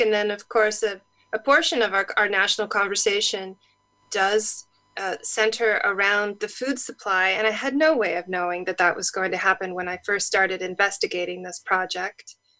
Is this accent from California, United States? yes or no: yes; California, United States; I grew up in California